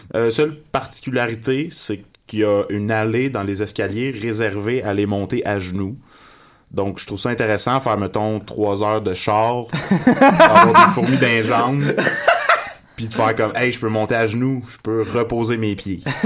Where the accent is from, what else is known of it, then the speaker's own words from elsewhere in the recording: Magog, Quebec, Canada; moved away as an adult; now in Montreal, Canada; Je viens, euh, je viens, de Magog. Ça fait à peu près six ans que j'habite à Montréal.